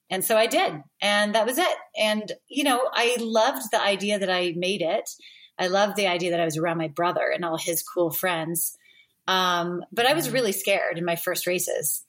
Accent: Roseville, California, United States; I grew up in Northern California, so just outside of Sacramento, in what used to be a small town of Roseville, California.

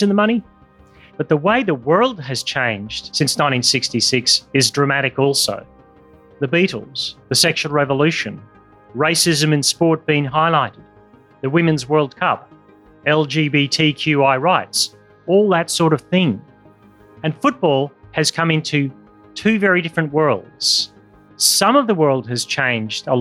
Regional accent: Australia; my home country of Australia

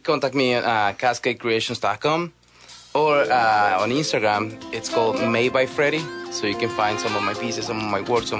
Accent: Guatemala; moved away as an adult; so I am from Guatemala

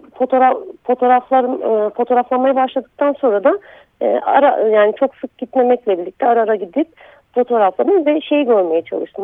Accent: Tunceli Province, Turkey; moved away; also born or lived in Diyarbakır; Ben e, Dersimliyim ve Diyarbakır'da yaşıyordum

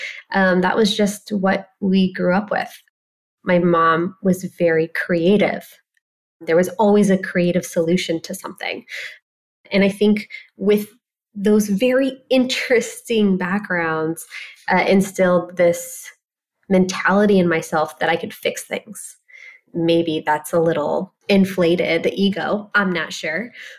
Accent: Ohio, United States; a very small girl growing up in Ohio. I tell people I'm Middle Eastern and Midwestern, which makes me chronically nice as well. And, you know, Ohio is just an amazing place to raise a family.

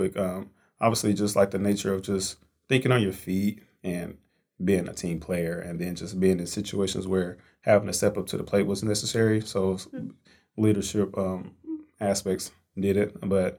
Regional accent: Fort Worth, Texas, United States; sales development rep here. Born and raised in Fort Worth, Texas, so Texas native and...

